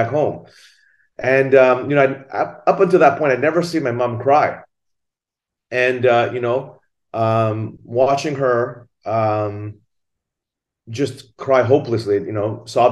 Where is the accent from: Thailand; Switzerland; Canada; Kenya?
Thailand; now in Singapore; I'm originally from Thailand. My mother is Japanese and my father is Thai. I grew up in Thailand